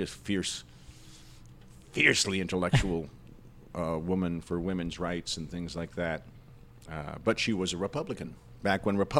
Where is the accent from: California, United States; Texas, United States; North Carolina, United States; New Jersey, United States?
New Jersey, United States; Englewood; born or raised there; also born or lived in Forest Hills, New York